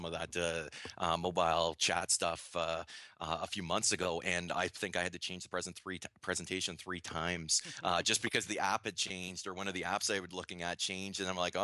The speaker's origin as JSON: {"language": "English", "country": "Canada", "accent": "Canadian", "lives_now": "Waterloo, Canada", "said": "I'm Canadian, obviously, if you don't notice the accent"}